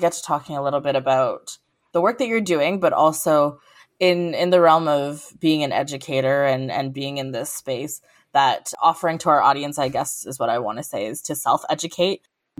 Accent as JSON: {"language": "English", "country": "South Africa", "moved": "yes", "lives_now": "Canada", "said": "For me, I'm also South African"}